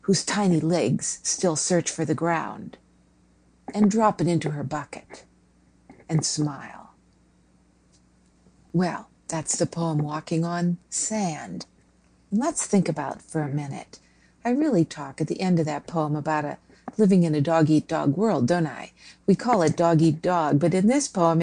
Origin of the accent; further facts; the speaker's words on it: Minnesota, United States; I grew up in Minnesota and never saw an ocean until I was fairly old